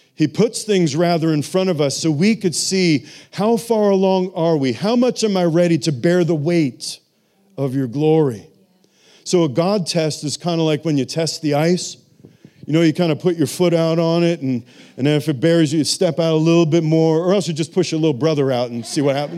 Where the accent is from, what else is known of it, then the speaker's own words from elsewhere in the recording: New York City, New York, United States; moved away; I'm from New York City